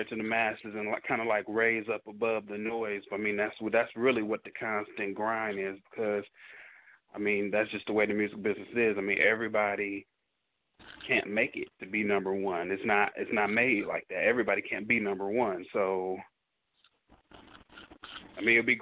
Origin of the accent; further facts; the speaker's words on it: Detroit, Michigan, United States; now in Dallas, United States; I'm from Detroit